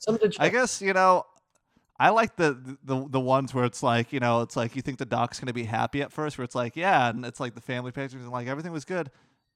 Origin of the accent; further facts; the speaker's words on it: South Florida, United States; moved away as an adult; also born or lived in Atlanta; I'm white trash, Matthew. I grew up in South Florida, and I'm not going to hide it here.